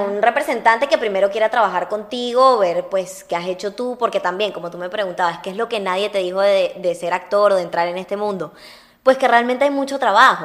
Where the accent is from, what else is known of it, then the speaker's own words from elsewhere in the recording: Venezuela; moved away; also born or lived in Uruguay; soy una uruguaya criada en Venezuela y amo muchísimo Venezuela